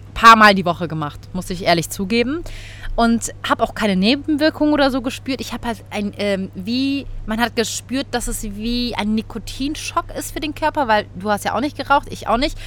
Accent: Cologne, North Rhine-Westphalia, Germany; bei uns in Köln

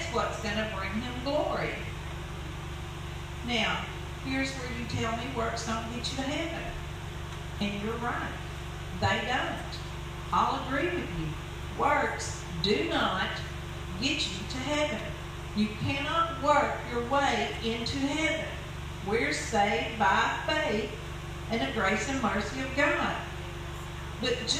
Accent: United States; I was born in the United States. Lived here all my life.

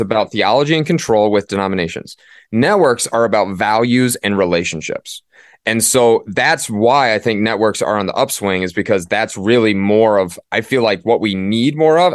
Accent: Midwest, United States; moved away as an adult; also born or lived in Northeast US; now in Northeast, United States; I didn't grow up in the Northeast. I grew up in the Midwest

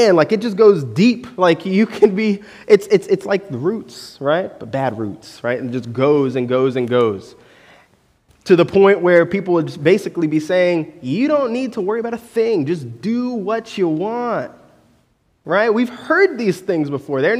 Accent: Orlando, Florida, United States; growing up in Orlando, our beach was New Smyrna Beach

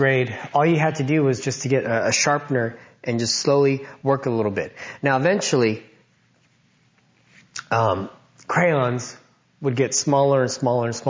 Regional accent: Loma Linda, California, United States; Growing up, I grew up in Loma Linda

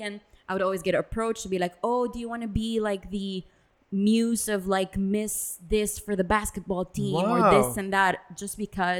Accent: Dubai, United Arab Emirates; also born or lived in Philippines; growing up in Dubai.

